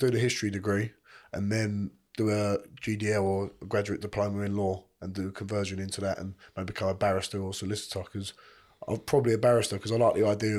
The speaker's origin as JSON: {"language": "English", "region": "London", "country": "United Kingdom", "lives_now": "Chelmsford, United Kingdom", "said": "I always say we're from East London, but we're really in Essex way, in Chelmsford or something like that."}